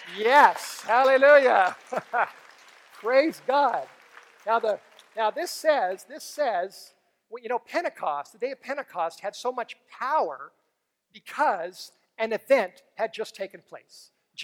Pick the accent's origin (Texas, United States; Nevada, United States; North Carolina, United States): Texas, United States; San Antonio; So I came from San Antonio.